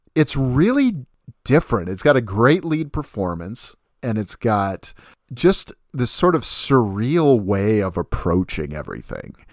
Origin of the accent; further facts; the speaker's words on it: Puyallup, Washington, United States; Puyallup, Washington is my hometown